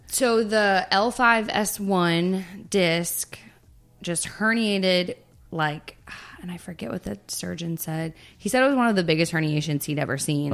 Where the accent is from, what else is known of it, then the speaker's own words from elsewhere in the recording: Texas, United States; moved away as an adult; also born or lived in Florida; I pretty much was born and raised in Texas